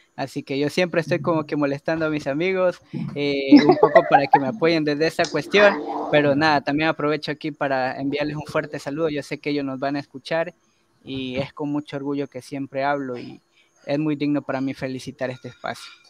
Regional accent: Ecuador; yo asumo una nacionalidad por haber nacido de este lado del río, ¿no? y los otros asumen otra nacionalidad por haber nacido del otro lado del río. Así que yo soy ecuatoriano

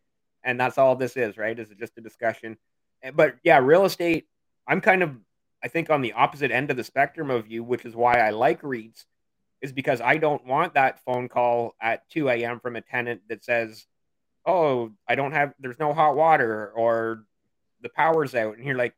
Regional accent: Canada; also born or lived in Ontario, Canada; as a Canadian

